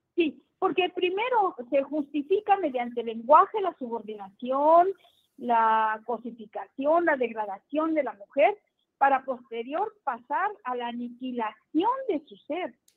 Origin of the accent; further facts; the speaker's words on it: Ciudad Juárez, Chihuahua, Mexico; Yo vengo de Ciudad Juárez